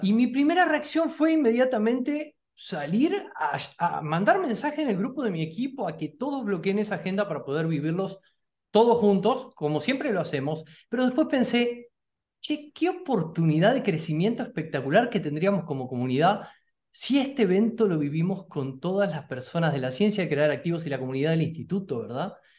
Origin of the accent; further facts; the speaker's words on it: Argentina; yo soy argentino